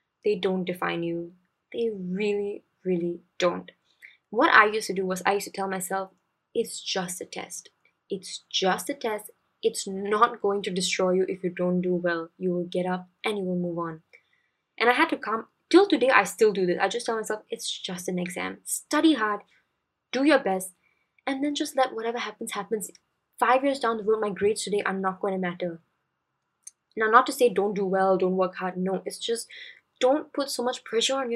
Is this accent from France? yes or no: no; Singapore; as Singaporean students